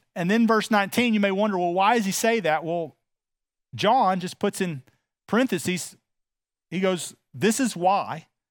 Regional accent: Texas, United States; I'm from Texas because of the way I speak

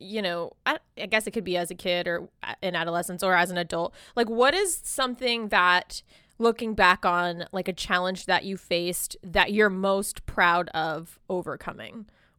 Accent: Florida, United States; moved away as an adult; also born or lived in New York / Los Angeles; I grew up in Florida.

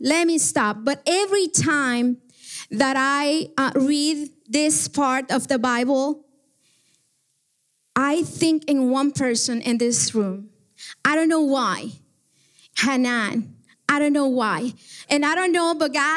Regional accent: Guatemala; moved away; I am from Guatemala

